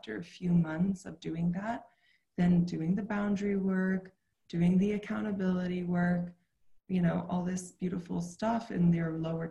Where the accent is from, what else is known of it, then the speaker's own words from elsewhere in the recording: New York City, New York, United States; I grew up in New York City in Manhattan, in a city